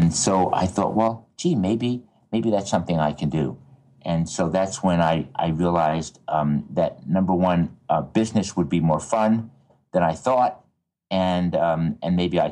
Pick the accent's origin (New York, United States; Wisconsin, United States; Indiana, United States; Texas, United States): New York, United States; Levittown; I grew up outside of New York City, out in Long Island, a place called Levittown